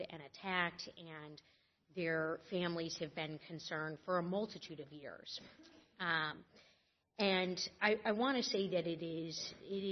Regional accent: Michigan, United States; And in my home state of Michigan and in my home district at Oakland University

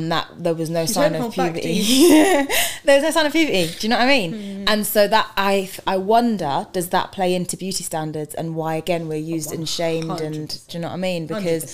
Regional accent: London, United Kingdom; also born or lived in Barnet, North London; I grew up in East London.

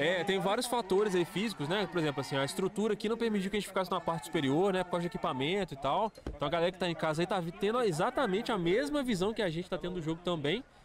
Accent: Juiz de Fora, Minas Gerais, Brazil

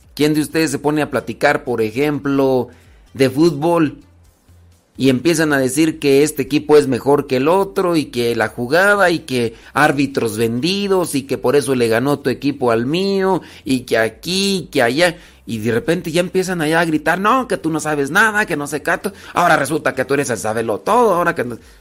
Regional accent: Rancho de los Órganos, Guanajuato, Mexico; also born or lived in Acámbaro, Guanajuato; Yo, soy de Acámbaro, de ahí nací, en Acámbaro, Guanajuato, aunque crecí en el rancho de los órganos, Guanajuato.

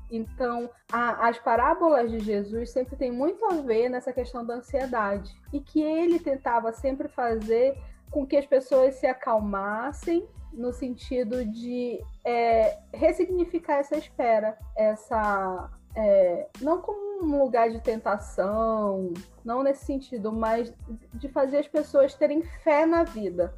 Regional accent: Belém, Pará, Brazil; moved away; also born or lived in Rio de Janeiro; eu me mudei, saí de casa, saí de Belém, fui morar no Rio

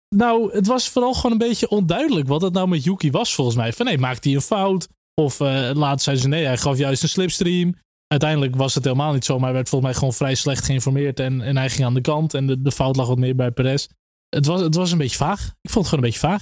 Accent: Netherlands; als Nederlanders

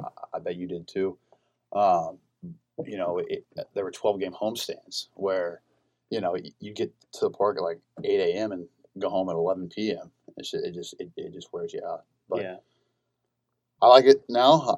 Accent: Iola, Kansas, United States; I'm from Iola, Kansas. It's about an hour and a half uh, south of Lawrence. Grew up my entire life.

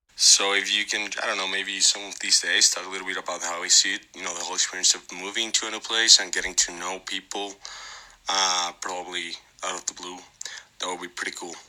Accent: Mexico City, Mexico; I've never moved out, outside of Mexico City

